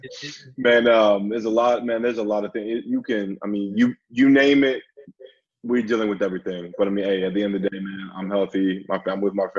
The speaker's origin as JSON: {"language": "English", "town": "Vancouver", "region": "British Columbia", "country": "Canada", "tie": "born or raised there", "also_born_or_lived": "Houston, Texas", "moved": "as an adult", "said": "born and raised in Vancouver, British Columbia, Canada"}